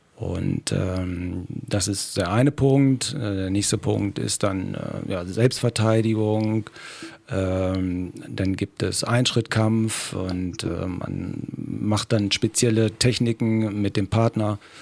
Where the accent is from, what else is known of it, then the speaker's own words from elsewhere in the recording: Germany; Aus Rehan, ne? Rehaner ja. her natürlich ein äh, Urrenner, äh, hier aufgewachsen, geboren